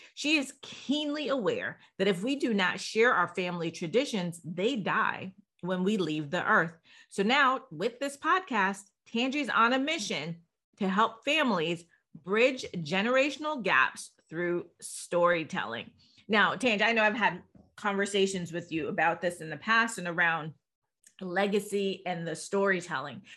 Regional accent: Jamaica; I'm Jamaican

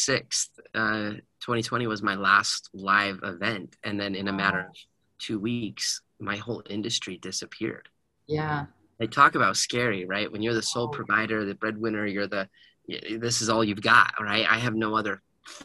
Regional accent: Heber City, Utah, United States; I grew up in Heber City

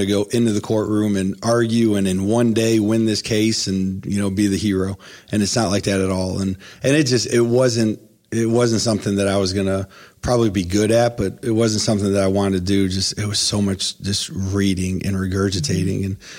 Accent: Ohio, United States; now in Columbus, United States; I came to Columbus from Northeast Ohio and went to Capital University.

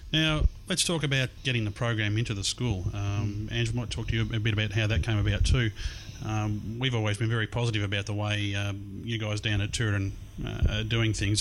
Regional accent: Melbourne, Victoria, Australia; here in uh, Melbourne's East in Glen Waverley. It's uh, a little bit strange sitting in this place. It's about 23 years, I think, since I've been here last. Uh, because it's my former high school.

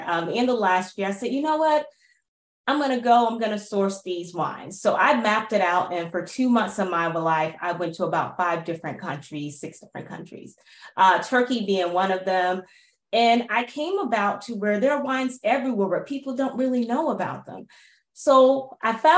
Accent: Miami, Florida, United States; moved away as an adult; also born or lived in Atlanta, Georgia / London / New York / Bay Area; I grew up in Miami

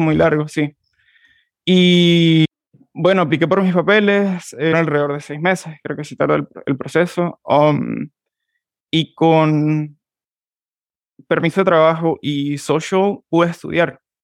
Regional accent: San Juan de Colón, Táchira, Venezuela; moved away as an adult; soy de San Juan de Colón, Estado Táchira. Soy gocho, um, venezolano

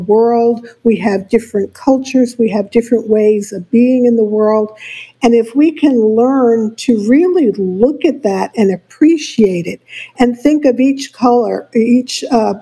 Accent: New York City, New York, United States; I was born and raised in New York City

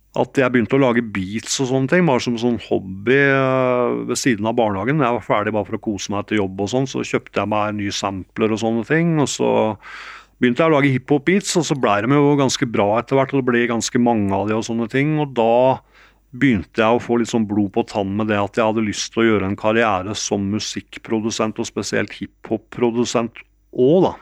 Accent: Geilo, Buskerud, Norway; moved away as an adult; also born or lived in New York, United States; jeg hadde, hadde vokst opp i Geilo

